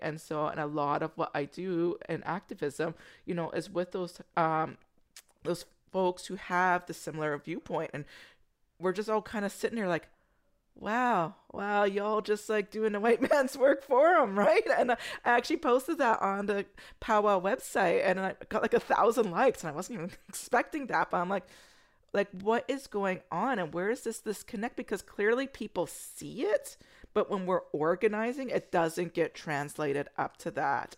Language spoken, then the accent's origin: English; United States; moved away; I'm American